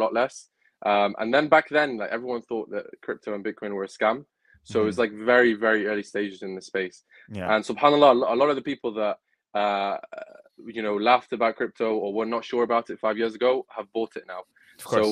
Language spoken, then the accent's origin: English; Manchester, North West England, United Kingdom; also born or lived in Gaza, Palestine / Norway / Wales; we settled in Manchester. So Manchester is my home. It's where I've lived most of my life.